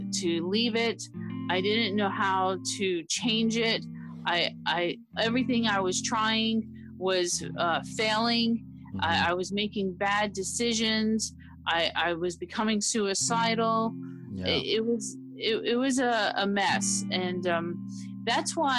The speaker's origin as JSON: {"language": "English", "town": "Miami", "region": "Florida", "country": "United States", "tie": "born or raised there", "said": "I'm from Miami, Florida, and I grew up there"}